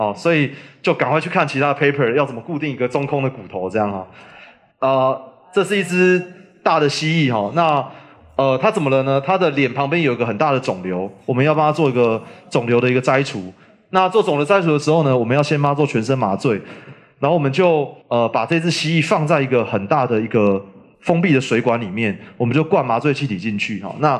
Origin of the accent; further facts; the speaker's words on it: Taipei, Taiwan; now in Yunlin, Taiwan; 第一个是我是台北人，但是我。不住台北啊，然后我也没有非常喜欢在台北生活啊。那我现在，所以我现在平常住在云林嘛